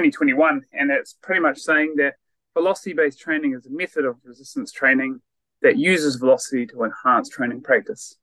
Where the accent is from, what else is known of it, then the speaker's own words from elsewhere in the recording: Christchurch, Canterbury, New Zealand; moved away as an adult; also born or lived in Otago / Wollongong, Australia / Perth, Australia; I am originally from New Zealand or Aotearoa, born and bred in Christchurch